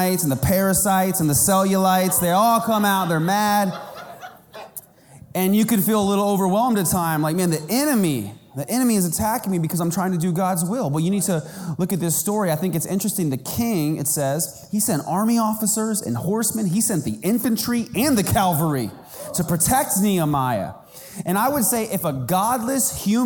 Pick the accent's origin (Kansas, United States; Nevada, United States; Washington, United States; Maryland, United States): Kansas, United States; I was growing up in Kansas and we had a community pool